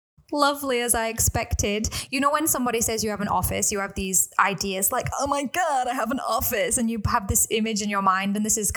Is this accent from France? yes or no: no; England, United Kingdom; now in Hong Kong; I'm from England.